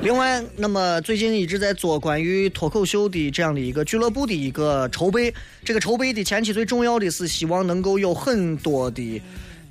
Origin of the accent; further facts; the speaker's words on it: Xi'an, Shaanxi, China; 就是你像我作为一个西安人，我在这里待了这么长时间， 啊， 我在西安住了这三十多年